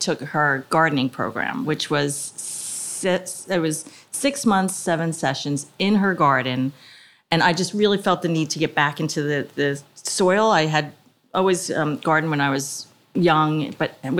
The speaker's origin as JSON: {"language": "English", "town": "Edison", "region": "New Jersey", "country": "United States", "tie": "born or raised there", "lives_now": "Montgomery Township, United States", "said": "I grew up in Edison"}